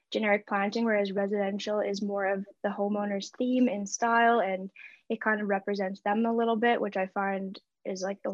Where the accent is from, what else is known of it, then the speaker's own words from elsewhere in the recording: Winnipeg, Manitoba, Canada; now in Okanagan Valley, Canada; I am originally from Winnipeg, so the prairie.